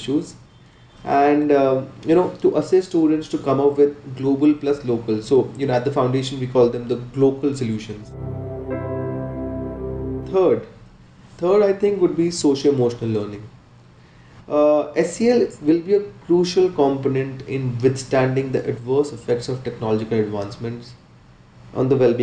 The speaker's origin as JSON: {"language": "English", "town": "Jammu", "region": "Jammu and Kashmir", "country": "India", "said": "I'm from Jammu, India"}